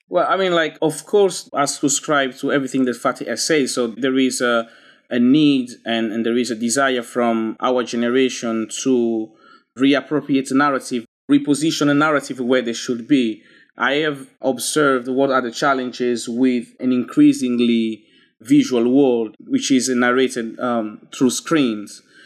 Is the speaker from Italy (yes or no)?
yes; Italy; moved away as an adult; now in London, United Kingdom; I grew up in Italy, but I'm not resident in Italy anymore. I, I've been living in London for thirteen years